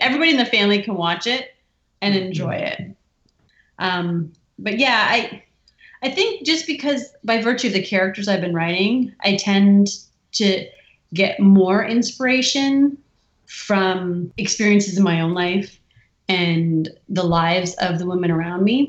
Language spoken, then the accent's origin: English; Windsor, Ontario, Canada; we're so close to Detroit and you get that sort of duality of of hmm. being exposed to everything American, but but having uh, I would say the benefits of being Canadian